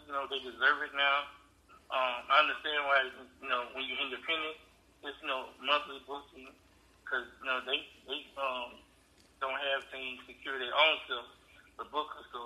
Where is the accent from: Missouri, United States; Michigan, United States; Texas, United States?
Michigan, United States; Detroit; I grew up in Detroit loving hockey.